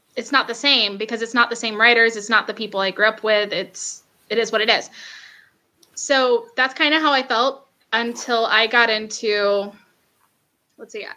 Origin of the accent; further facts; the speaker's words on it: Macon, Georgia, United States; also born or lived in Atlanta; I'm from Macon